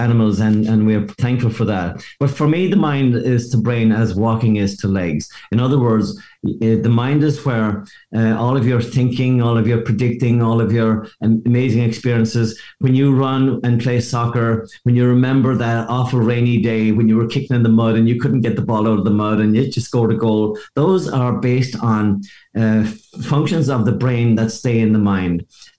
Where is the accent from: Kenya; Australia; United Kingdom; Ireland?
Ireland; moved away as an adult; now in Seattle, United States; the fact that I came from Ireland to Seattle, and I didn't even know Seattle existed. I just happened to end up there by mistake. And I came here for one weekend in 1982, and I'm still here.